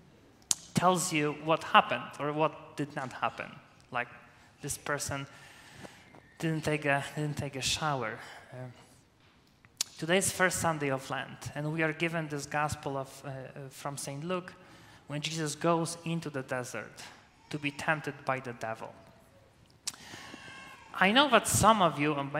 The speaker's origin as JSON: {"language": "English", "country": "Poland", "first_language": "Polish", "second_language": "English", "moved": "as an adult", "lives_now": "United States", "said": "my native language is Polish"}